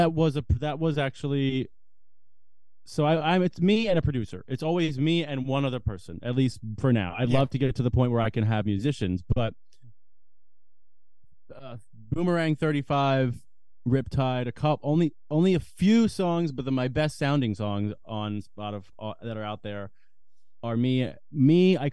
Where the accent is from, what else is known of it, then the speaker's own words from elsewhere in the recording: United States; Like, I'm an American boy. I really am.